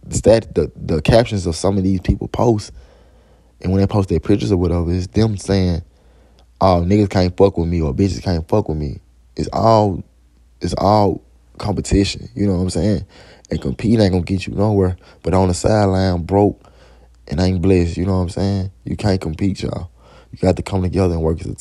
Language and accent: English; Memphis, Tennessee, United States; I'm from Memphis